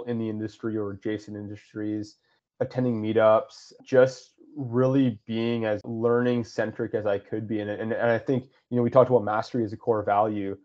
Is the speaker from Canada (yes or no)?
yes; West Coast of Canada, Canada; I grew up on the West Coast of Canada, and I grew up commercial fishing.